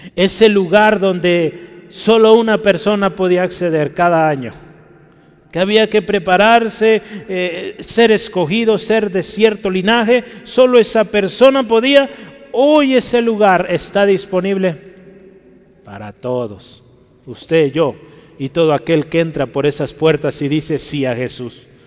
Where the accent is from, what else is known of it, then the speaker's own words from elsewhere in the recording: Guadalajara, Jalisco, Mexico; Yo sí nací en Guadalajara